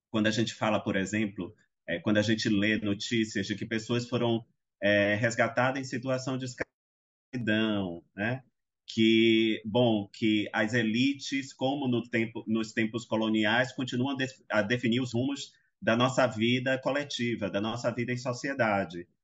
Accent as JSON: {"language": "Portuguese", "town": "Salvador", "region": "Bahia", "country": "Brazil", "tie": "born or raised there", "said": "eu nasci em Salvador, nasci num, embora morasse até próximo ao centro, era um lugar, era um, um, uma localidade mais periférica"}